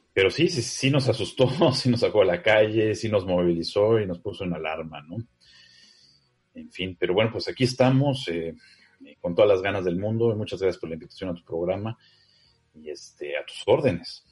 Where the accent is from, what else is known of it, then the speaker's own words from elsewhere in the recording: Mexico City, Mexico; yo soy chilango